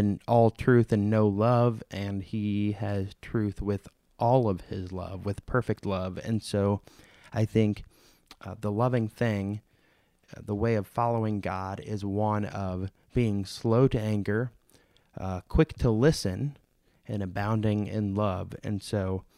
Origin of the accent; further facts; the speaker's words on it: St. Louis, Missouri, United States; moved away; my pastor from my hometown congregation in St. Louis